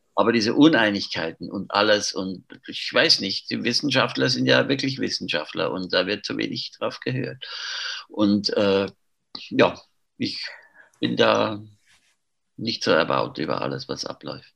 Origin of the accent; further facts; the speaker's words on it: Zurich, Switzerland; ich bin in Zürich aufgewachsen